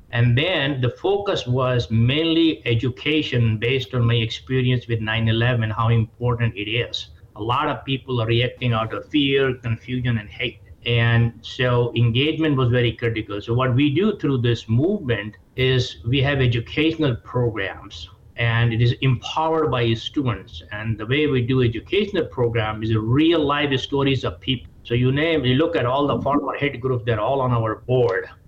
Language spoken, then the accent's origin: English; India; moved away as an adult; now in United States; Look, I came from India 40 years ago and I gave up my Indian citizenship 25 years ago based on what this country offers.